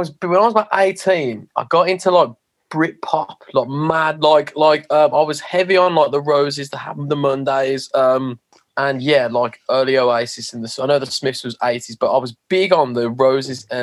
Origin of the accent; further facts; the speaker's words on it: England, United Kingdom; Being that we're English